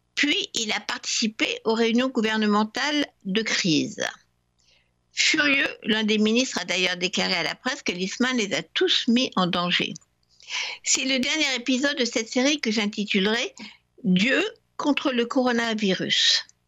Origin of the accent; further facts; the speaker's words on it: France; La religion a aussi joué un rôle chez nous en France